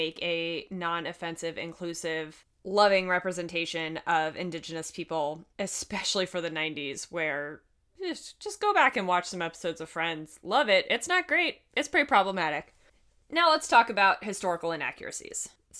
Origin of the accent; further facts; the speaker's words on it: Virginia, United States; I am from Virginia. Like, I grew up going to Jamestown and Williamsburg for field trips and things like